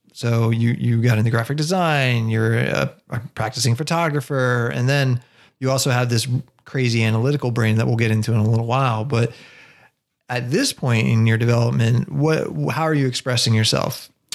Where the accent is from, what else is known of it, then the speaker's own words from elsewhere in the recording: Baltimore, Maryland, United States; we're born in Baltimore